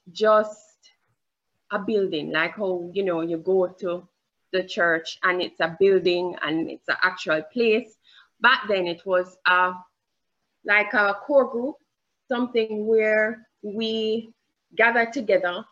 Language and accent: English; Jamaica; accent: Jamaican; I have a Jamaican accent.